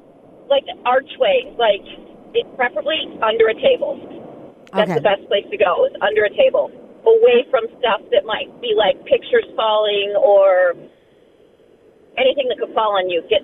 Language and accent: English; California, United States; now in Buffalo, United States; I grew up in California